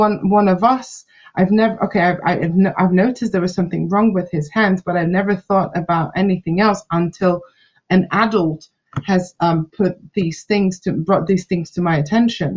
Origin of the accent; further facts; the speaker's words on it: Slovakia; moved away; they were just equally Slovakian kids like I was